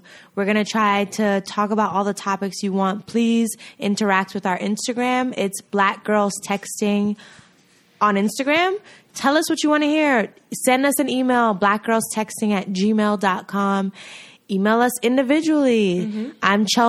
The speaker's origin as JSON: {"language": "English", "country": "Nigeria", "said": "I'm a Nigerian princess."}